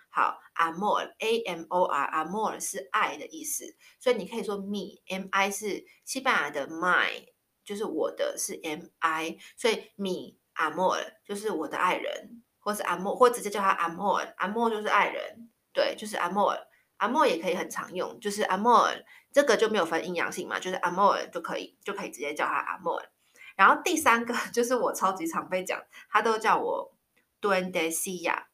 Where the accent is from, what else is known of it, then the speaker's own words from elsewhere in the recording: Taiwan; moved away; 我小时候在台湾，我印象超深刻的，我小六的时候啊，就是在小学嘛，然后在台湾的小学